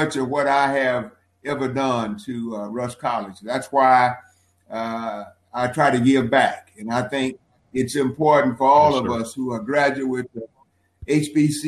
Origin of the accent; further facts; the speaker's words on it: Walls, Mississippi, United States; also born or lived in Memphis, Tennessee; primarily I grew up in Walls, went to elementary school in Walls and in Memphis